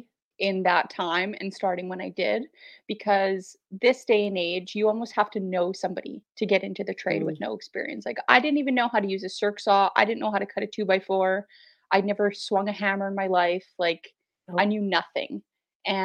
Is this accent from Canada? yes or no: yes; Saskatoon, Saskatchewan, Canada; I am from Saskatoon, Saskatchewan, right dead set in the middle of the prairies. I was born and raised here, born and raised in the north.